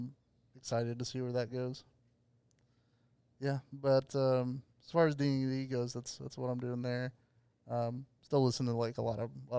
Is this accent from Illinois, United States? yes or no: no; Oklahoma, United States; growing up in Oklahoma